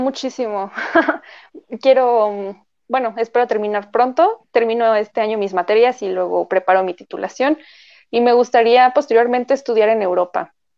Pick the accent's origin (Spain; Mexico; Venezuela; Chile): Mexico; nosotros como mexicanos